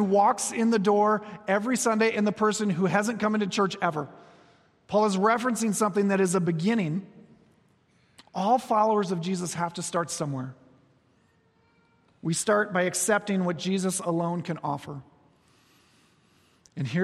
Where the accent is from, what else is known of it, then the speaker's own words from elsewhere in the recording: Iowa, United States; moved away; Back on the farm where I grew up in Iowa